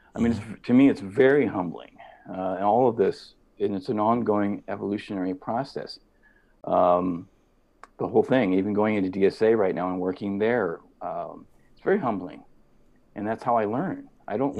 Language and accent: English; Midwest, United States; growing up in the Midwest was with family